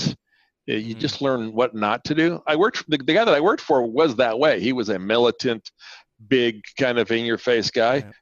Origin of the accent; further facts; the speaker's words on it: Canada; first language Spanish; which is a mother language of mine, but not what I spoke most of my life growing up in Canada